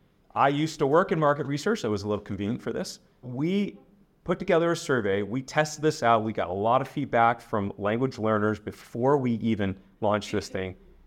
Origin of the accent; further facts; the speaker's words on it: Utah, United States; also born or lived in China / England; I'm from Utah. Maybe you know Utah. It's the center of the Mormon church.